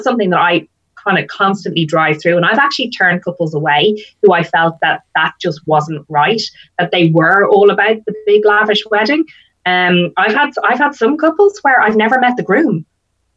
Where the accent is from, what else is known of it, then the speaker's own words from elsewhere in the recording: Ireland; now in United Kingdom; I'm Irish and my husband is English. So we come from different backgrounds. So what we did was we actually got married in the UK. So I flew all my family over from Ireland.